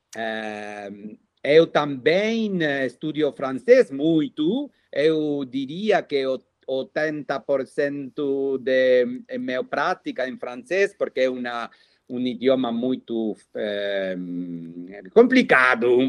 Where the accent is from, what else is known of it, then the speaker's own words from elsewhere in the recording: Buenos Aires, Argentina; Portuguese is a second language; eu nasci é, na cidade de Buenos Aires, na Argentina